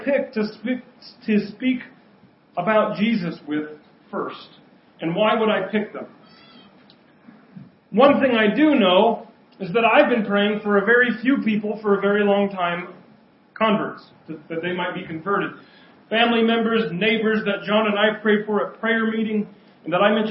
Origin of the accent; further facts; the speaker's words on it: United States; I grew up in Kamiak